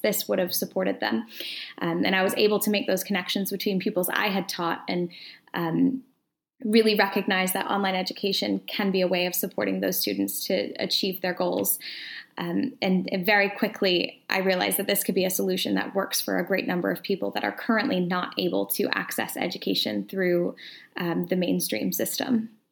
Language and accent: English; Atlanta, Georgia, United States; moved away as an adult; now in Edinburgh, United Kingdom; I'm originally from the United States, so originally uh, from Atlanta, Georgia